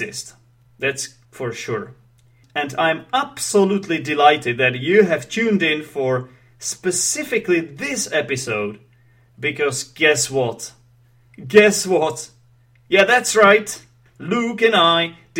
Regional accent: Czechia; English is a second language; I am Czech

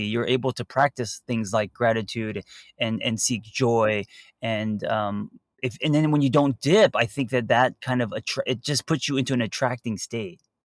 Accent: Los Angeles, California, United States; me growing up in Los Angeles

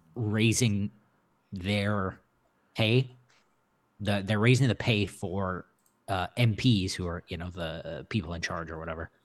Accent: Midwest, United States; I'm from the Midwest

